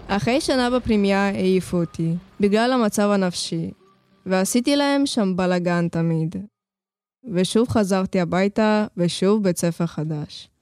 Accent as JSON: {"language": "Hebrew", "town": "Lod", "region": "Central District", "country": "Israel", "tie": "born or raised there", "also_born_or_lived": "Ukraine", "said": "באתי מאוקראינה, נולדתי שם, בגיל חמיש עליתי לארץ. הסתובבנו פה ובסוף נתקענו בלוד"}